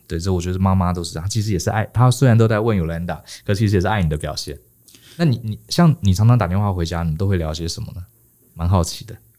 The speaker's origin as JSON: {"language": "Chinese", "country": "Taiwan", "said": "我们台湾人"}